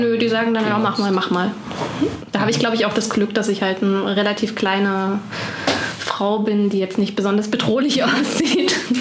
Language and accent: German; Ore Mountains, Saxony, Germany; now in Bonn, Germany; Ursprünglich komme ich aus Sachsen, aus dem Erzgebirge